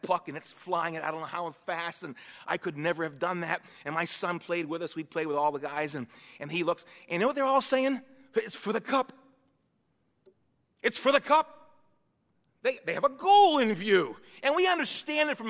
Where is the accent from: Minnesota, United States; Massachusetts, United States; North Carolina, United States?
Massachusetts, United States; Boston; now in Western Pennsylvania, United States; I was born and raised in East Boston, Massachusetts